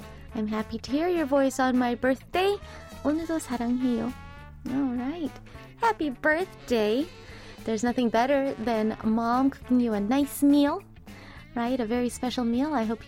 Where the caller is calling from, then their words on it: Indonesia; English is a second language; I am from Indonesia and finally back to my office after a long rest because I was sick.